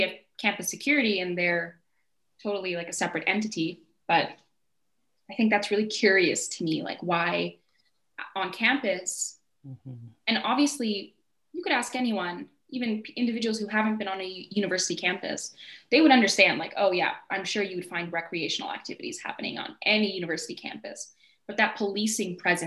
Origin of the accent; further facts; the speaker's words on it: Calgary, Alberta, Canada; I was born and raised in Calgary